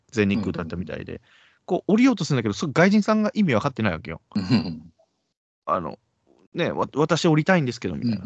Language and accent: Japanese; Kagoshima, Japan; 鹿児島です